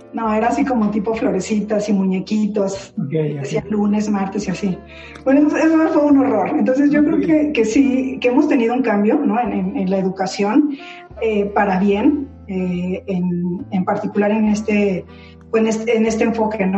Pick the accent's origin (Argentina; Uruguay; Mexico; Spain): Mexico; Tuxtla Gutiérrez, Chiapas; also born or lived in Mexico City; Finalmente sé que no nací ahí, aunque yo digo que soy chiapaneca, pero, pero pues ahí viví mi infancia